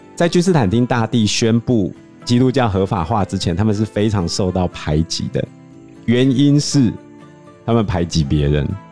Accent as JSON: {"language": "Chinese", "country": "Taiwan", "said": "我们台湾人"}